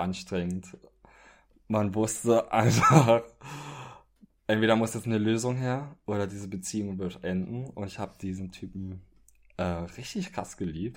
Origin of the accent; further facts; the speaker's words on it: Trier, Rhineland-Palatinate, Germany; now in Berlin, Germany; ich komme ursprünglich aus Trier. Das ist in Rheinland-Pfalz